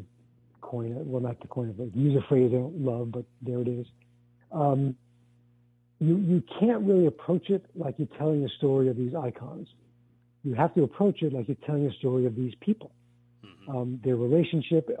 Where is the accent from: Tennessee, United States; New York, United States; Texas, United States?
New York, United States; New York City; I grew up in Brooklyn, in a working class neighborhood